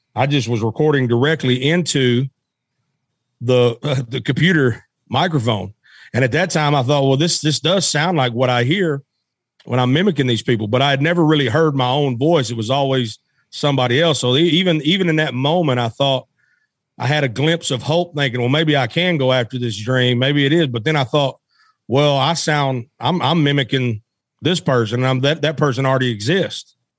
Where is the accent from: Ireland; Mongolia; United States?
United States; West Memphis, Arkansas; I was born in Memphis, Tennessee, and I was raised in Arkansas across the bridge